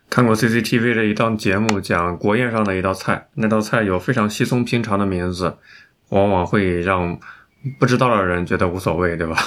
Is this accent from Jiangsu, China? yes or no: yes; Xuzhou, Jiangsu, China; 跟我家乡有关，江苏徐州